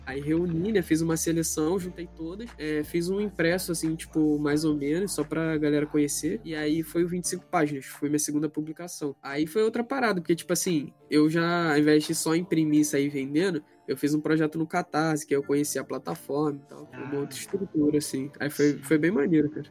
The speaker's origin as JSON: {"language": "Portuguese", "region": "Rio de Janeiro", "country": "Brazil", "said": "eu venho do CIEP, CIEP 386 Guilherme da Silveira, que é lá de Bangu"}